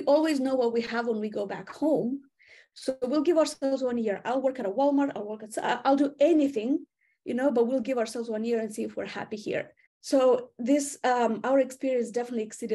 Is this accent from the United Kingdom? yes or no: no; Moldova; accent: Eastern European; English is a second language; moved away as an adult; now in United States; I do come from Moldova. This is a small country in Eastern Europe